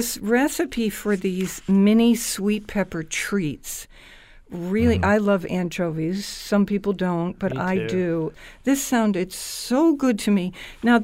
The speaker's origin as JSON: {"language": "English", "region": "Scotland", "country": "United Kingdom", "said": "I'm Scottish"}